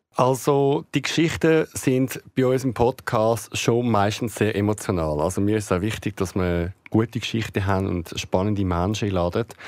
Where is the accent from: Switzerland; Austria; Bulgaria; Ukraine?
Switzerland; also born or lived in Greece; bei uns in der Schweiz